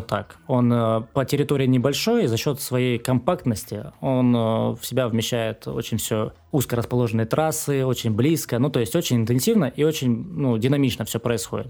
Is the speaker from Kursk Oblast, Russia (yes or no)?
no; Rostov-on-Don, Rostov Oblast, Russia; Я сам из Ростова